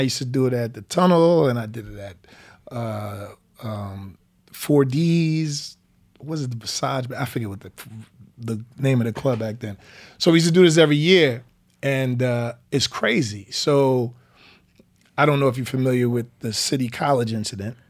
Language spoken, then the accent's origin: English; White Plains, New York, United States; also born or lived in Anderson, South Carolina; I'm from White Plains, New York. I'm a nine one four guy